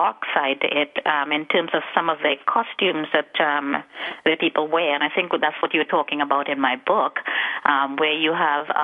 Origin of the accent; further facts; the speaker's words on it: Trinidad & Tobago; also born or lived in United States; now in Trinidad and Tobago; I was born in Trinidad and Tobago, which is a Caribbean country. It's situated just off the coast of South America. It's the last island south. And I lived there for quite a number of years until I migrated to the United States